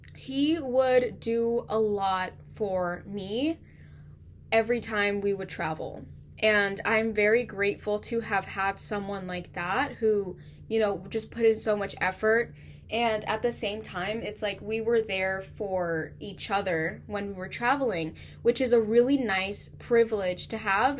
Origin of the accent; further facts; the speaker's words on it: California, United States; I'm from California